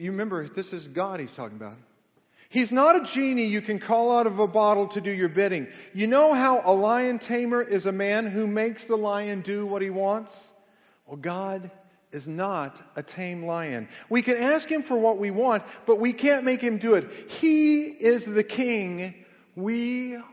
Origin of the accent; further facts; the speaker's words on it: Kansas City, United States; moved away; I grew up in Kansas City for 20 years.